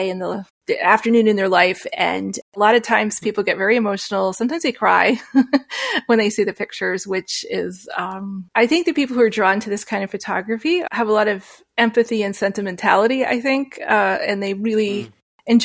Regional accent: New Hampshire, United States; I grew up in New Hampshire, so there was a lot of beautiful scenery

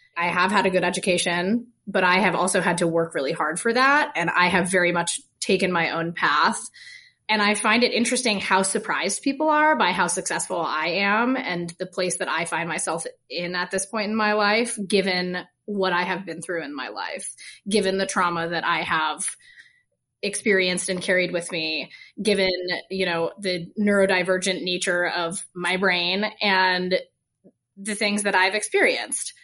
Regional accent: Vermont, United States; also born or lived in Colorado; now in Utah, United States; I'm from Vermont

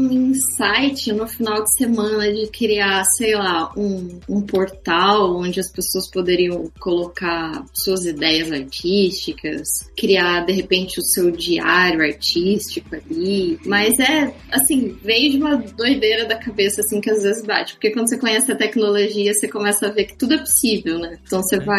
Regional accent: Mogi Guaçu, São Paulo, Brazil; now in São Paulo, Brazil; Vou pegar meu exemplo. Eu saí de Mogi Guaçu e vim para São Paulo. Eu não comecei do zero em São Paulo.

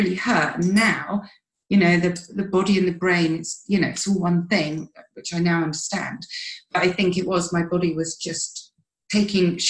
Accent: United Kingdom; We're massive tea drinkers. We're British

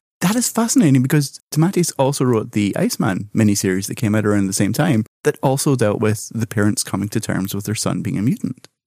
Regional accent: Scotland, United Kingdom; as someone who was born and raised in Scotland

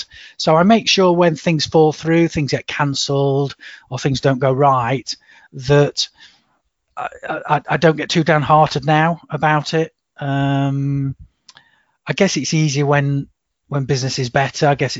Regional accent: Chesterfield, East Midlands, United Kingdom; I was growing up in Chesterfield

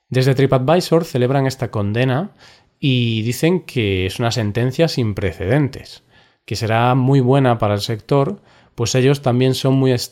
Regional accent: Vigo, Galicia, Spain; Vigo es la ciudad en la que vivo actualmente y es mi ciudad natal, o sea, llevo aquí toda mi vida.

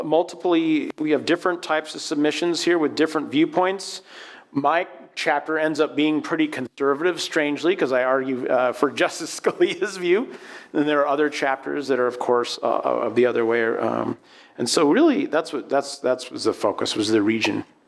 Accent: Aspen, Colorado, United States; moved away; also born or lived in New Orleans, Louisiana; I'm from the West. I'm from Colorado. I'm from Aspen, Colorado. And you grow up, and environmental issues and concerns are just out there.

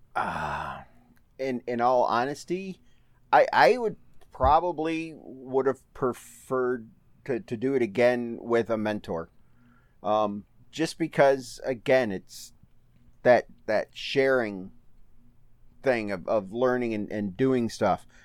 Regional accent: Manchester, Michigan, United States; also born or lived in Howell, Michigan / Brighton, Michigan; And when I was seven or eight years old, my folks, we moved to a little town called Manchester.

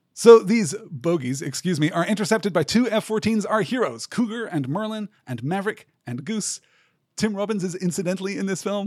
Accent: United Kingdom; growing up in Britain

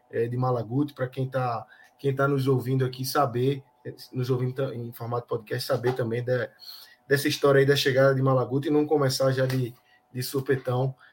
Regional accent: Rio Grande do Sul, Brazil; accent: gaúcho; Eu acho que é o sotaque gaúcho, e o sotaque pernambucano, nordestino, na verdade, e o gaúcho são sotaques muito

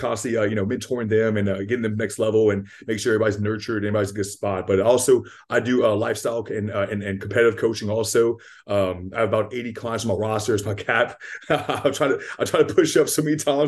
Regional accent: Lafayette, Louisiana, United States; also born or lived in Youngsville, Louisiana; I'm from Lafayette, Louisiana. I live here in Youngsville, Louisiana

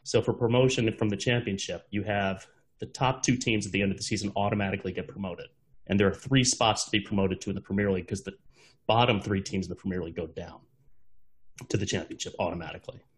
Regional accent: Washington, United States; we grew up in Washington, both of us

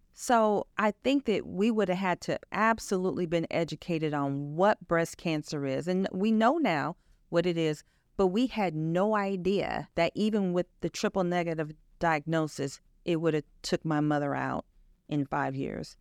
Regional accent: Chicago, Illinois, United States; moved away as an adult; also born or lived in Wichita, Kansas; I grew up in Illinois. I actually lived in Chicago for quite some time, went to high school there

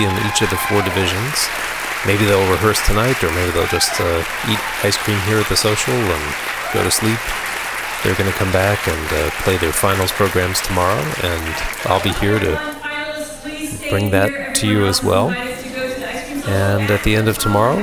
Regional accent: Lexington, Kentucky, United States; my hometown of Lexington, Kentucky

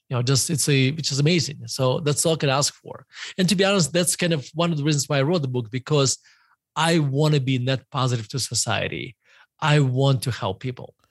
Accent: Murmansk, Murmansk Oblast, Russia; moved away; I grew up in, uh, Murmansk, uh, Russia

